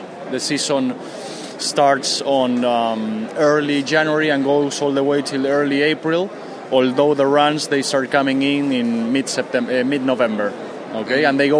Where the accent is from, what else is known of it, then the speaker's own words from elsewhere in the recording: Argentina; English is a second language; we come all the way from Argentina to try to represent our brands.